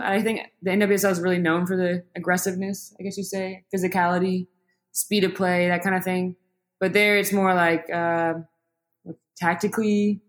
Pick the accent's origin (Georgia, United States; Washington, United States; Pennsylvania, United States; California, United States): Georgia, United States; moved away; I'm from Georgia.